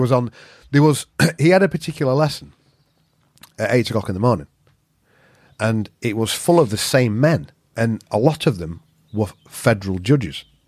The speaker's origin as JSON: {"language": "English", "region": "Yorkshire and the Humber", "country": "United Kingdom", "said": "I'm a Yorkshireman"}